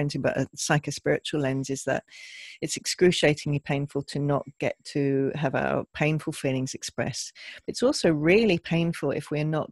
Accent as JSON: {"language": "English", "region": "England", "country": "United Kingdom", "tie": "born or raised there", "said": "growing up in England"}